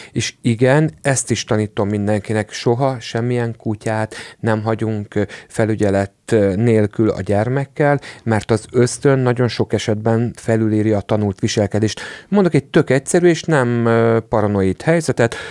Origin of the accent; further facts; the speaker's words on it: Székesfehérvár, Fejér, Hungary; Ugye én Székesfehérvári vagyok